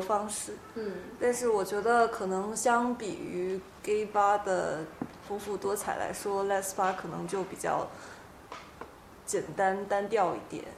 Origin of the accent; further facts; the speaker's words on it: Guangdong, China; 我是广东人